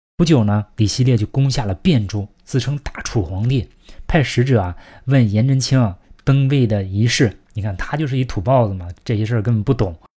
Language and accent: Chinese; China; 我们中国人